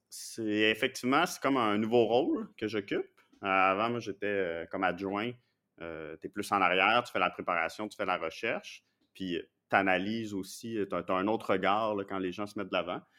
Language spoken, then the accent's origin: French; Montreal, Quebec, Canada; moved away as an adult; now in Quebec City, Canada; je viens de Montréal, de Pierrefonds, c'est dans l'ouest de l'île